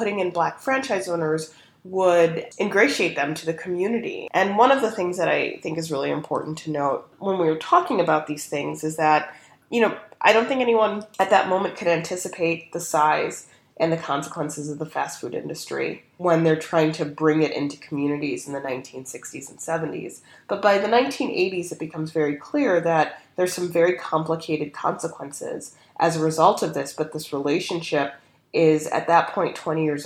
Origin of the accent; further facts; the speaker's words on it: Chicago, Illinois, United States; moved away as an adult; also born or lived in Oklahoma City / Washington, D.C.; I would spend a lot of time in my hometown of Chicago